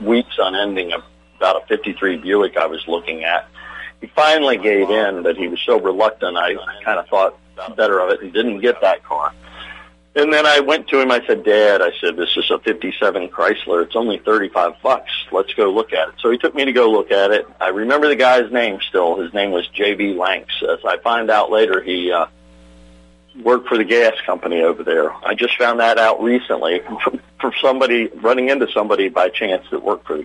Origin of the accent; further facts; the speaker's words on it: Virginia Beach, Virginia, United States; I grew up in Virginia Beach, Virginia